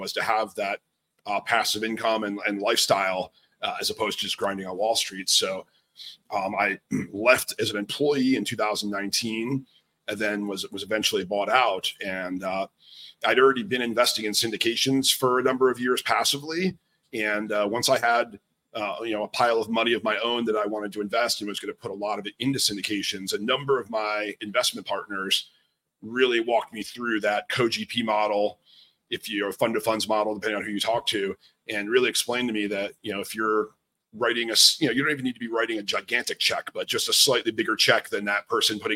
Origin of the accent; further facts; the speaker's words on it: outside New York City, New Jersey, United States; moved away as an adult; also born or lived in Manhattan, New York; I grew up outside of New York City in New Jersey and always wanted to live in the city.